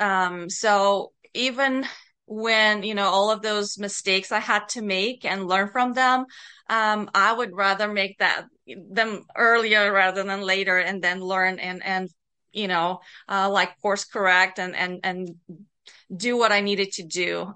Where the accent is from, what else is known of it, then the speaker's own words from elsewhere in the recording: Bulgaria; moved away as an adult; also born or lived in North America; I was born and, um, grew up in Bulgaria. So, um, I was a young adult when I, um, immigrated to North America